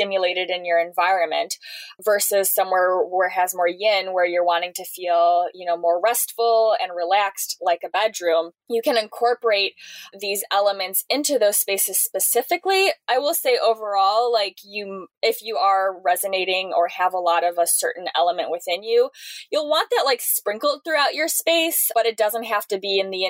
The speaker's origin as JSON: {"language": "English", "town": "Seattle", "region": "Washington", "country": "United States", "said": "I'm from Seattle."}